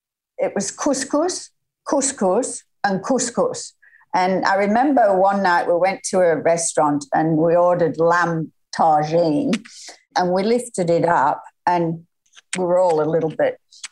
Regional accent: Lancashire, North West England, United Kingdom; now in Noosa, Australia; No, I'm not Scottish. I'm Lancashire.

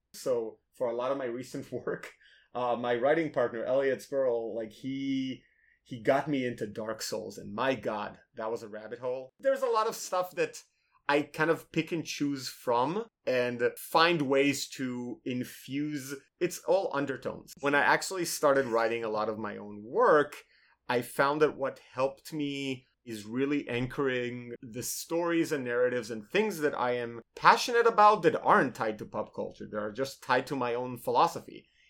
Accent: Tel Aviv, Tel Aviv District, Israel; moved away as an adult; also born or lived in Minnesota, United States; now in United States; I'm originally from Tel Aviv

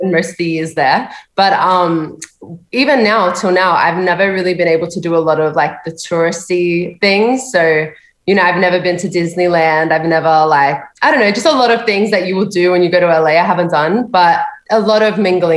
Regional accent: Sydney, New South Wales, Australia; I'm from Sydney, Australia. Born and raised in the big city? Born and raised.

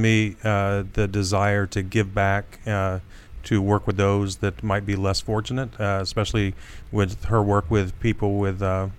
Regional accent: Wapakoneta, Ohio, United States; Big town of Wapakoneta, Ohio.

